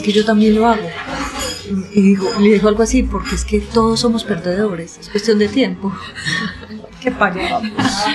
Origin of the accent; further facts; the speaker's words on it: Antioquia, Colombia; accent: paisa; Fui una niña que estudió en varios colegios, además. Entonces yo he andado la ciudad